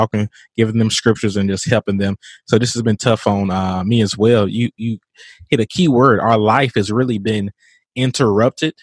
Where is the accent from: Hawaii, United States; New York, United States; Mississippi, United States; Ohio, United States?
Mississippi, United States; from my home state